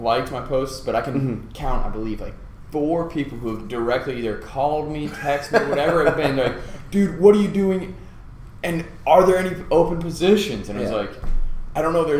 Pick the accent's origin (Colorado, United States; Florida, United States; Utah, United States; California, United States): Colorado, United States; moved away; also born or lived in Nebraska; Born and raised in Colorado